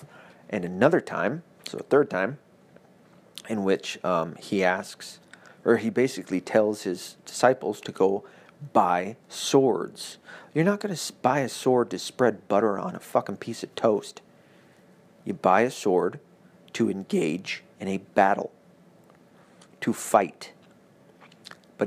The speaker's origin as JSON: {"language": "English", "area": "the Bible Belt", "region": "the South", "country": "United States", "tie": "born or raised there", "said": "I was raised in the Bible Belt, so I only had one Catholic church every 45 miles"}